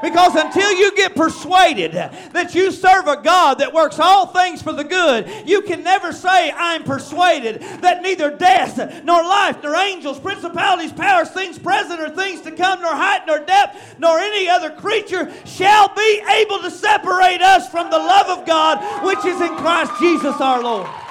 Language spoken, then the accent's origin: English; Marshall, Arkansas, United States; I'm from Searcy County, Arkansas, and Marshall